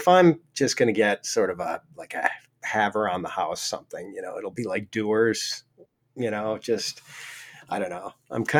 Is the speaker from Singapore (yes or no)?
no; Ireland; because I'm Irish, I'm constantly getting bottles of Jameson as gifts